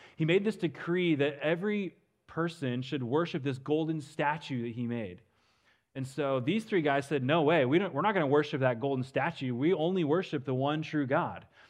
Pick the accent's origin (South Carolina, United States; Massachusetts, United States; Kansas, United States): Kansas, United States; western; also born or lived in Dallas area, Texas; now in Dallas, United States; I grew up in western Kansas. I live in the Dallas area now, but it's always good to be back home, uh, in my home state